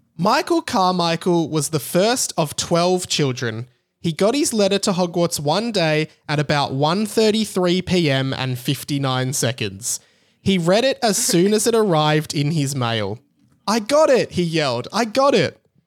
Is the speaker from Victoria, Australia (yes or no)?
yes; Melbourne, Victoria, Australia; I'm from Melbourne in Australia